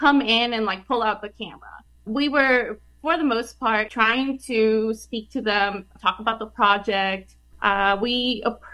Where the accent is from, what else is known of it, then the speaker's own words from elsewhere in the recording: El Paso, Texas, United States; I did field work in El Paso. I am from El Paso. I study and research El Paso. I went to school there.